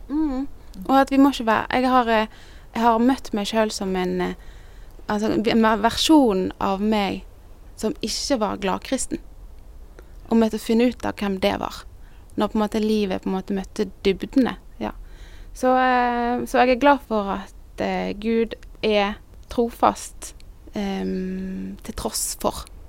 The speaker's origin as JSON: {"language": "Norwegian", "town": "Bergen", "region": "Vestland", "country": "Norway", "also_born_or_lived": "Northern Norway / Sørlandet", "moved": "as an adult", "lives_now": "Kristiansand, Norway", "said": "Jeg er egentlig bergenser"}